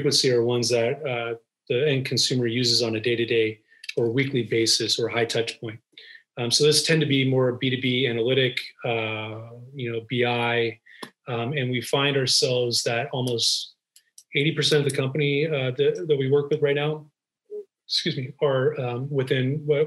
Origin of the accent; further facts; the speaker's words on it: Los Angeles, California, United States; moved away as an adult; now in Bay Area, United States; I was born and raised in Los Angeles